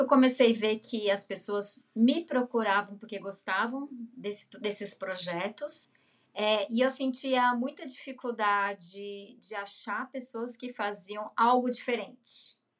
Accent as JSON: {"language": "Portuguese", "town": "Mogi das Cruzes", "region": "São Paulo", "country": "Brazil", "also_born_or_lived": "Fortaleza / Recife / Rio de Janeiro", "moved": "as an adult", "lives_now": "São Paulo, Brazil", "said": "sou do, da Grande São Paulo, sou de Mogi das Cruzes"}